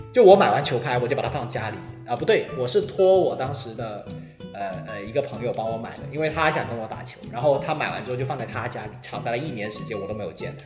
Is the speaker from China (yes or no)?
yes; Guangzhou, Guangdong, China; now in Hong Kong; 我本身我是广州人嘛